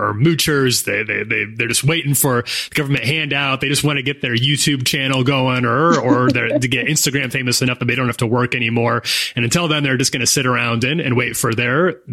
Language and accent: English; United States; accent: American; my American accent